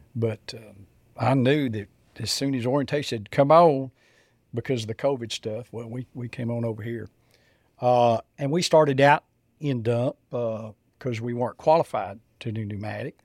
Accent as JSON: {"language": "English", "area": "south of Lubbock", "region": "West Texas", "country": "United States", "tie": "born or raised there", "said": "I grew up in West Texas, uh, just south of Lubbock, uh, in a farming community"}